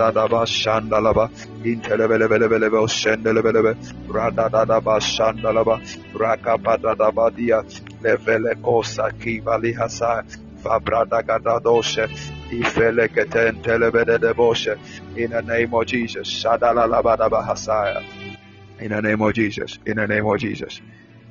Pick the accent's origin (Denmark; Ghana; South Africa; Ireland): Ghana; I'm from Ghana.